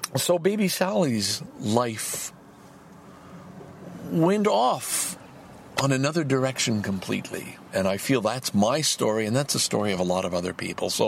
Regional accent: Salaberry-de-Valleyfield, Quebec, Canada; also born or lived in Lachine; I grew up in Valleyfield the first 8 years of my life.

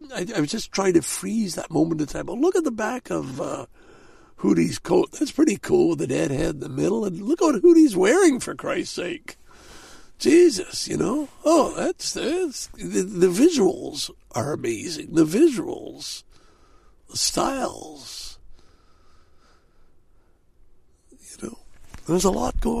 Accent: Canada; there's a few Canadians amongst us, and I'm proud waving that Canadian flag

